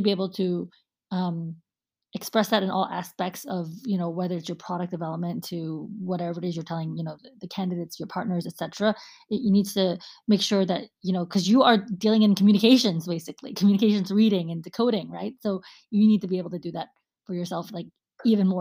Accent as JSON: {"language": "English", "country": "United States", "said": "I'm American too"}